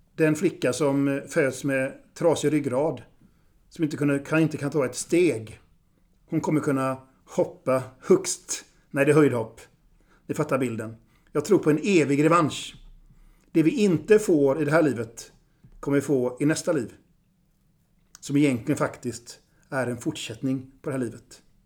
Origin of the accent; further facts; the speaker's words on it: Gothenburg, Västra Götaland, Sweden; also born or lived in Vilhelmina (Southern Sami ancestry); Jag är göteborgare